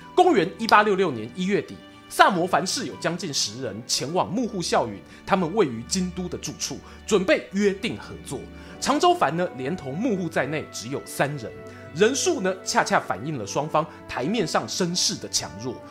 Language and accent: Chinese; Yilan, Yilan County, Taiwan; 我们宜兰人